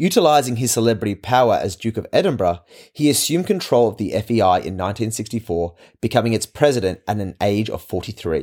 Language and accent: English; Australia; As an Australian, I am part of the Commonwealth